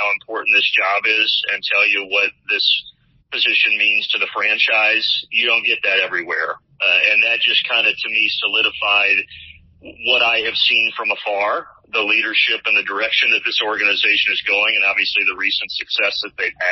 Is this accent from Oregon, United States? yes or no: no; Evansville, Indiana, United States; moved away as an adult; now in Atlanta, United States; my hometown team, the Evansville Aces. So I got to go back home and call games for the college team that I grew up cheering for